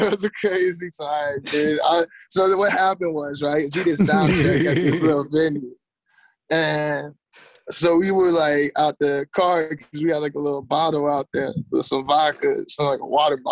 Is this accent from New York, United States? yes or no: no; North Carolina, United States; moved away as an adult; also born or lived in Phoenix, Arizona / Los Angeles / Washington; now in London, United Kingdom; I grew up in North Carolina